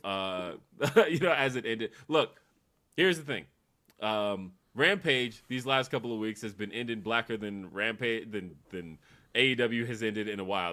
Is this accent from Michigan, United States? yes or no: no; Los Angeles, California, United States; I grew up in Los Angeles, uh, so like California